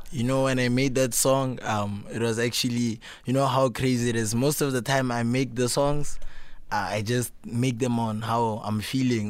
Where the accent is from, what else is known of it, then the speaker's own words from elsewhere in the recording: Pretoria, Gauteng, South Africa; I grew up, um, in Pretoria North